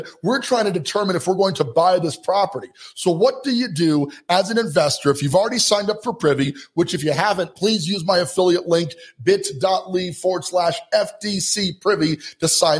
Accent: Colorado Springs, Colorado, United States; Colorado Springs, Colorado for just a minute. That's my hometown. That's where I'm from

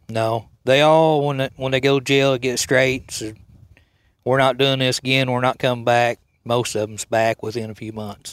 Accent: United States; I was raised here in Cole County

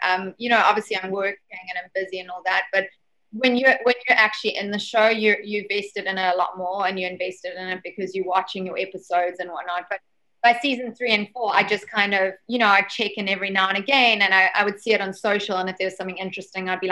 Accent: South Africa; I'm obviously a South African culture

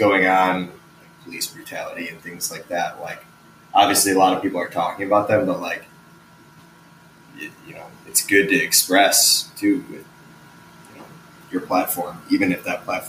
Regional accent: Chicago, Illinois, United States; So I grew up like south of Chicago in the burbs, and then, I moved around a lot when I was younger, and I've consistently kind of moved around since I was like 13. I still live in Chicago.

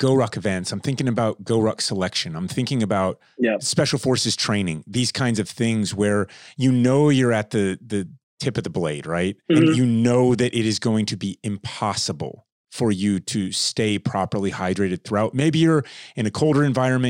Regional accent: Florida, United States; I grew up in Florida in the summers outside a lot.

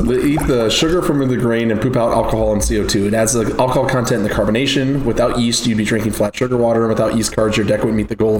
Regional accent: Tulsa, Oklahoma, United States; I'm from Tulsa, Oklahoma.

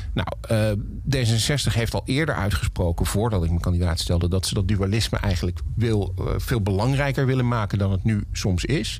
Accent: Heerlen, Limburg, Netherlands; moved away; also born or lived in Valkenburg; Ik ben geboren in Heerlen, maar mijn familie komt uit Valkenburg

